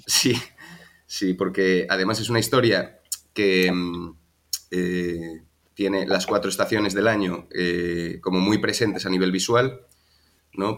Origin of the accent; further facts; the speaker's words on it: Madrid, Community of Madrid, Spain; moved away as an adult; also born or lived in Galicia; now in Malta; yo nací en Madrid y estuve allí viviendo 27 años, allí me crié